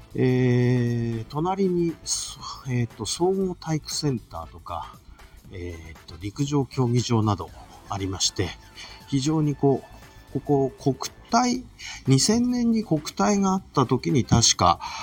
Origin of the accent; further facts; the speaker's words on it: Toyama, Japan; 私はまあ一応、富山県出身なんで、この風景非常に見慣れてて子 供の時からずっと眺めてるんですが